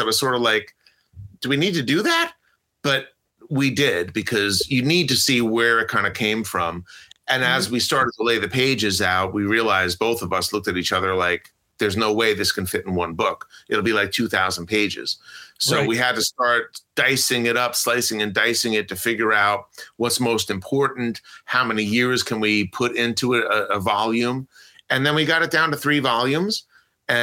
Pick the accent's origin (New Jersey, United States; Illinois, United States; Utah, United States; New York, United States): New Jersey, United States; Closter; also born or lived in Clifton, New Jersey / Texas / Denville, New Jersey; I was originally from Closter, New Jersey